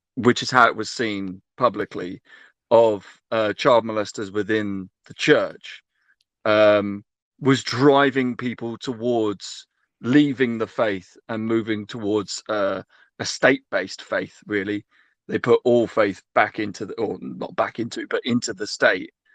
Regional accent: Ireland; moved away; I was raised in Ireland, um, by Catholics

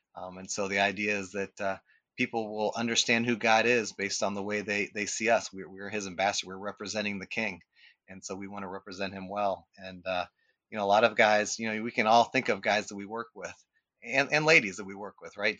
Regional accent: Akron, Ohio, United States; I grew up in West Akron

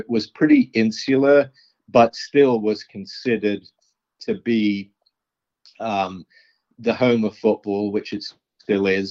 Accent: London, United Kingdom; also born or lived in New York, United States; I'm from New York, but really, I grew up in London, in West London

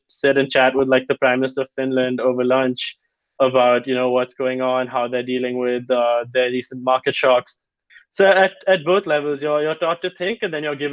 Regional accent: India; moved away; As an Indian

